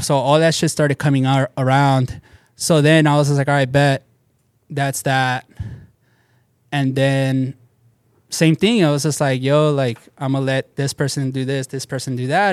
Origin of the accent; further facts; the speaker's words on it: Bell, California, United States; I grew up in Bell